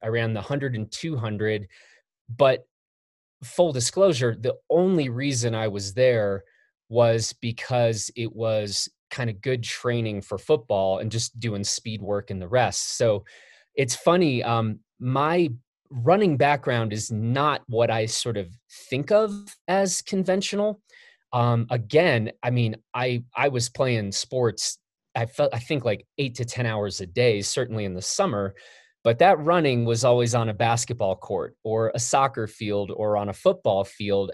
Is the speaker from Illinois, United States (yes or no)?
yes; Chicago, Illinois, United States; I grew up in Chicago